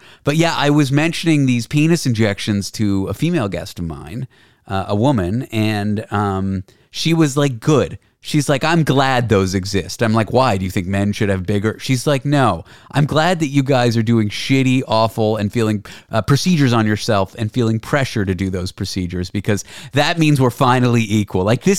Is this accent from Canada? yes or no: yes; Canada; accent: Canadian; now in United States; That's like my Canadian accent in the US now that I've been here 10 years. People can't quite place it.